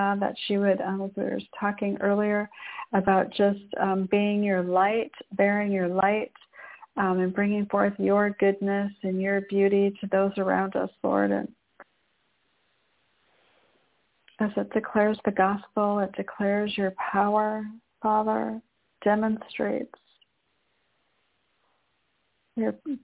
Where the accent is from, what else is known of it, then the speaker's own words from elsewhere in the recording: Michigan, United States; I was raised in Michigan